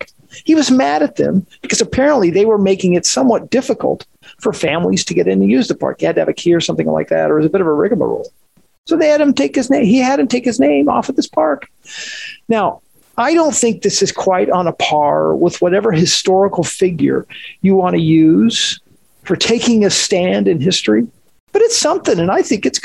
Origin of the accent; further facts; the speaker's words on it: Washington, United States; moved away; Dad has a park named after him in Washington State. It's where we grew up